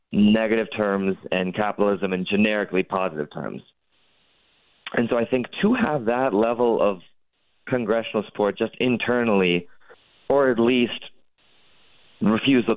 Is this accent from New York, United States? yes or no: no; North Dakota, United States; my home state of North Dakota